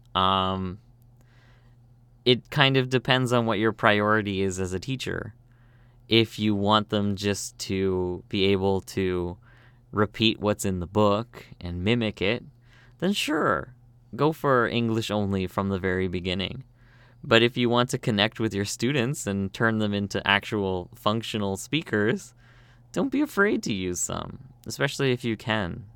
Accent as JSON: {"language": "English", "country": "Canada", "moved": "as an adult", "lives_now": "South Korea", "said": "I'm from Canada, but I speak Korean."}